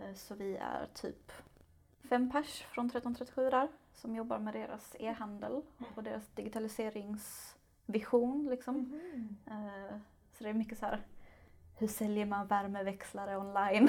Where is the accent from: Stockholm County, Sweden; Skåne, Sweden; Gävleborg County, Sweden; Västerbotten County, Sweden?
Skåne, Sweden; Lund; also born or lived in Malmö; jag är född och uppvuxen i Lund